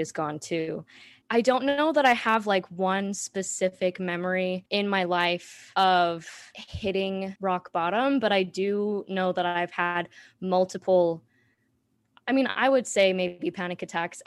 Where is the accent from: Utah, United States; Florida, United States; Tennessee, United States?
Utah, United States; Salt Lake City; moved away as an adult; also born or lived in Washington, D.C.; I was born and raised in Salt Lake City, Utah